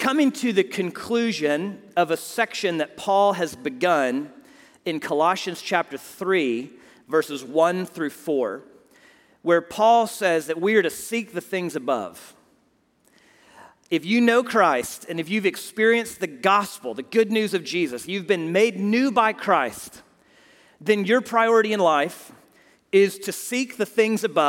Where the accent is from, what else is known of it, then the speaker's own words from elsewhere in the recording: Houston, Texas, United States; my hometown of Houston